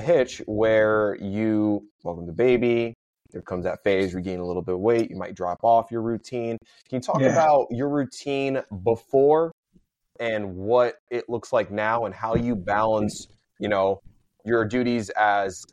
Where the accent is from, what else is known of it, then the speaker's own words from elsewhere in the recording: United States; I'm American born, but my mom, I'm Puerto Rican, Chinese